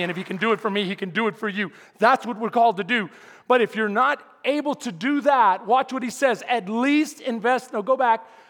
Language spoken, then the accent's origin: English; Houston, Texas, United States; I'm from Houston